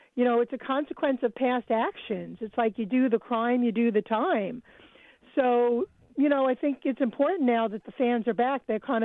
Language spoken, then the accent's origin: English; New York, United States; I'm from New York, and I get all the sports in New York.